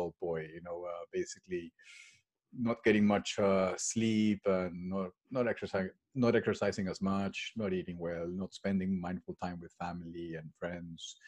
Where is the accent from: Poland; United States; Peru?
Peru; moved away as an adult; now in England; I was born and raised in Peru